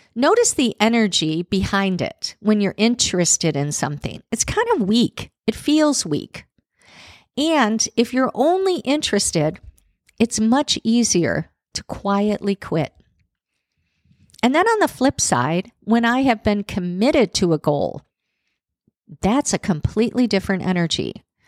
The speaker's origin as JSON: {"language": "English", "town": "Chicago", "region": "Illinois", "country": "United States", "tie": "born or raised there", "moved": "yes", "lives_now": "Nashville, United States", "said": "I'm one of those people that actually loved growing up in Chicago with the cold winters."}